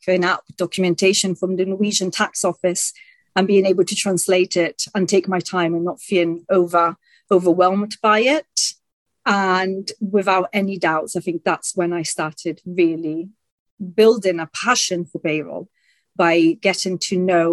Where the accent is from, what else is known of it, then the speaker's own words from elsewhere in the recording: Italy; first language Italian and English; also born or lived in England; I was brought up in Italy, speaking the two languages and sharing my time between the two countries